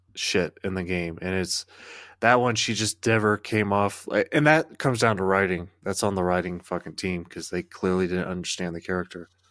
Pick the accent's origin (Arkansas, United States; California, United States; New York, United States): Arkansas, United States; I'm from Arkansas